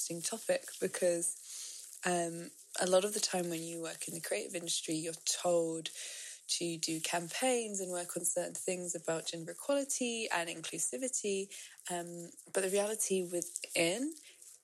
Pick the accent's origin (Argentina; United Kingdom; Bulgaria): United Kingdom; London; moved away as an adult; now in Amsterdam, Netherlands; I am from London, but I live in Amsterdam